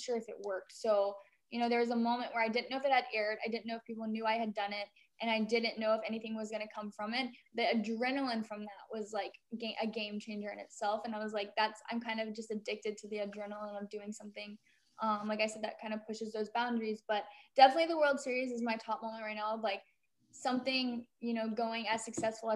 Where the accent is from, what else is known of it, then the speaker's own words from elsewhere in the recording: Texas, United States; now in Los Angeles, United States; I grew up, you know, in Texas